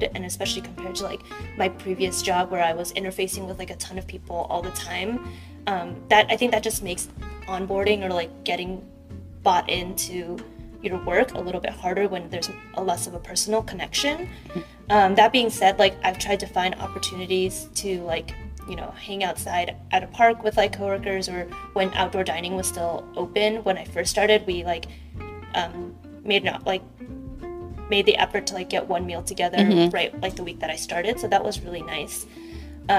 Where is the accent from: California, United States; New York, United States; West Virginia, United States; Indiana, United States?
California, United States; Fremont; I grew up in Fremont, which is on the east side of the Bay Area, and it's about like an hour from San Francisco